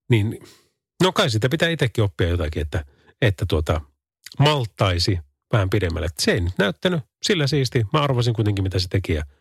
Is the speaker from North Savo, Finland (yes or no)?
yes; Kuopio, North Savo, Finland; Minä olen Kuopiosta päin kotosi.